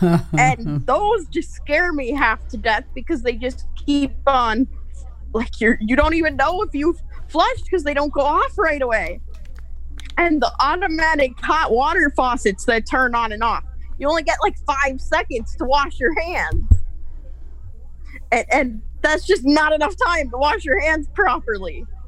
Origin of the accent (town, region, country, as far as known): Wisconsin, United States